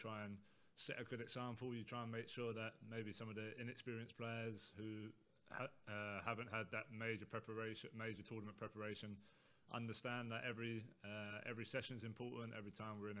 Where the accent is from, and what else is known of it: England, United Kingdom